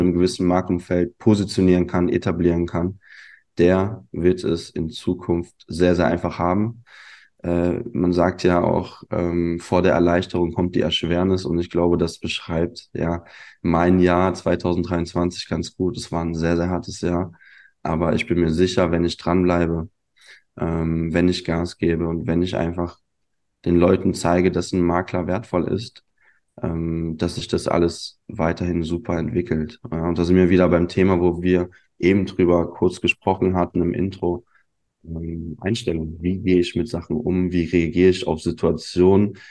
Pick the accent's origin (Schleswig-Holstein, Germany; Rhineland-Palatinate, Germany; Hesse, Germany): Rhineland-Palatinate, Germany; Neuwied; also born or lived in Munich; Ich bin ursprünglich aus Neuwied. Ja, das ist eine kleine Stadt, zehn Kilometer entfernt von Koblenz. Bin hier groß geworden